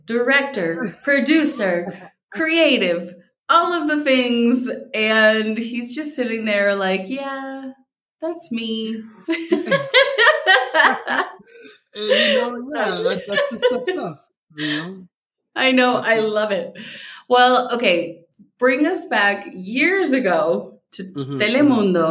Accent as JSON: {"language": "English", "region": "Minnesota", "country": "United States", "tie": "born or raised there", "said": "as I got used to saying growing up in Minnesota so that people would understand me"}